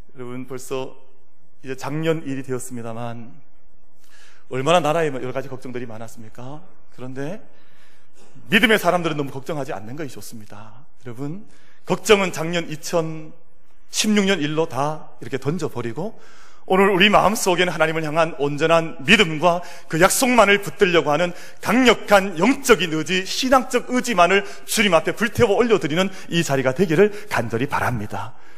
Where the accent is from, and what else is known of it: South Korea